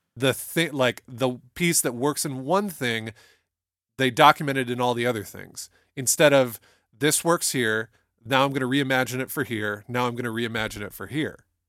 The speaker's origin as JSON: {"language": "English", "town": "Toledo", "region": "Ohio", "country": "United States", "said": "I can always tell that I'm from Toledo, Ohio when I pronounce words like talent"}